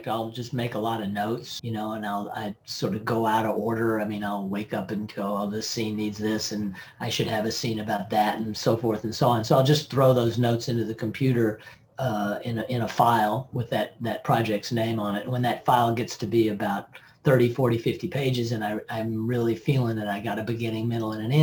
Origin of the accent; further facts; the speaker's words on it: Tennessee, United States; I'm from Tennessee